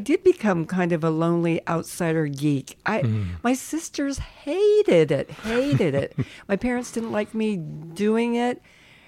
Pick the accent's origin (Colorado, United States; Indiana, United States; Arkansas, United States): Colorado, United States; Colorado Springs; also born or lived in Manhattan, Kansas / Randolph, Kansas; by the time I was in second grade, I was in Colorado Springs